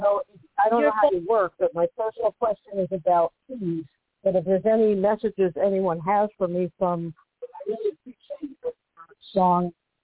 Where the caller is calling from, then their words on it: Western Massachusetts, United States; I'm calling right now from Western Massachusetts.